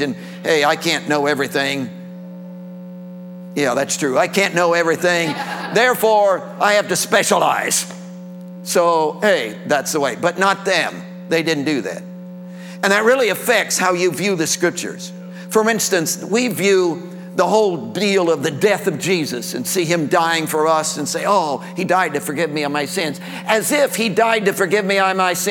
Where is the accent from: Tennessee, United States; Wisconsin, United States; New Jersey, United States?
Tennessee, United States; I'm from Tennessee. I live in Tennessee